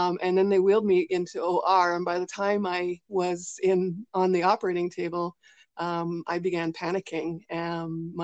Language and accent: English; British Columbia, Canada; I'm actually from British Columbia, Canada.